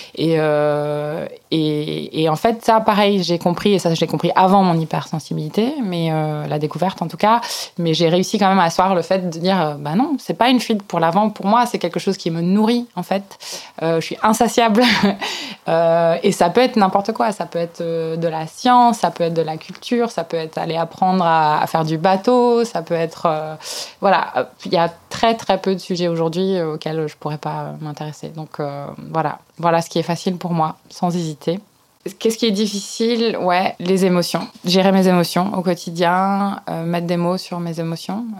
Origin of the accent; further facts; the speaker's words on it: Belgium; J'ai été élevée dans un tout petit village euh, en Belgique